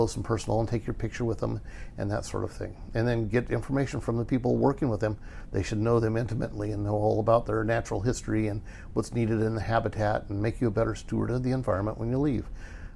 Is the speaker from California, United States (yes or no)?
yes; Burbank, California, United States; growing up in Burbank